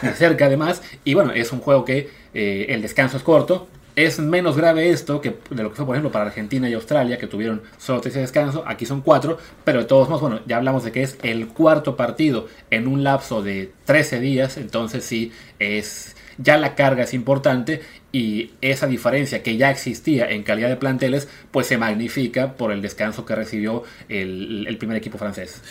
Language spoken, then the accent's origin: Spanish; Mexico; como fan mexicano